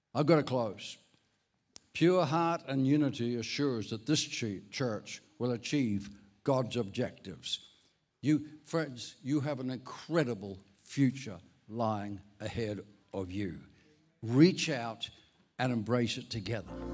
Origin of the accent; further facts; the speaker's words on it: Ireland; moved away; I'm Irish. I was actually born in Ireland